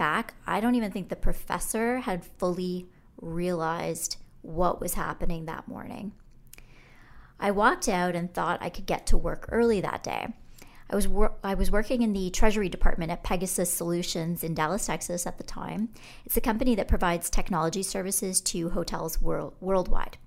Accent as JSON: {"language": "English", "country": "Canada", "said": "they realized I was Canadian"}